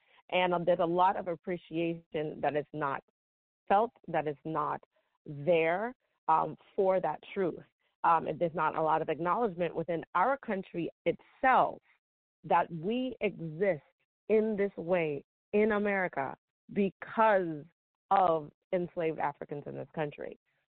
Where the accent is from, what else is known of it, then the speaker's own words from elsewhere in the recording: New York, United States; moved away as an adult; when I went to college, so I leave New York, I didn't know any American blacks growing up, zero.